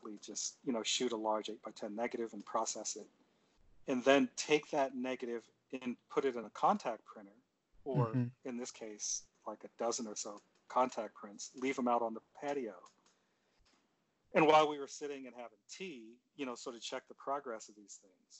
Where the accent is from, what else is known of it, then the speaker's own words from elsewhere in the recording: Seldom Seen, Pennsylvania, United States; also born or lived in Cleveland, Ohio; I was born in Cleveland. I grew up in a little town in southwestern Pennsylvania called Seldom Seen